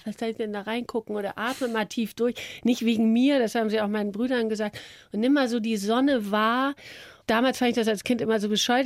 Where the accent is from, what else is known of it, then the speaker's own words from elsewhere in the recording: Hamburg, Germany; ich bin ja Hamburgerin, Norddeutsche